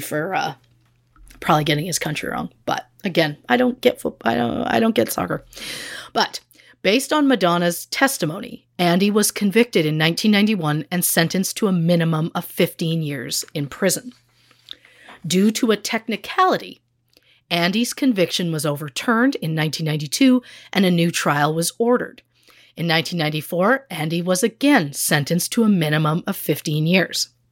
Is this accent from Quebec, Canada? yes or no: no; Moose Jaw, Saskatchewan, Canada; my hometown of Moose Jaw, Saskatchewan